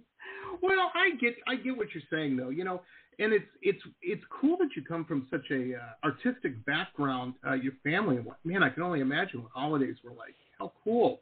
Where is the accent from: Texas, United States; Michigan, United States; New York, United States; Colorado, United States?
Michigan, United States; Detroit; also born or lived in Southern California; now in Florida, United States; I grew up in Metro Detroit. I've lived all over. Lived in Southern California for a while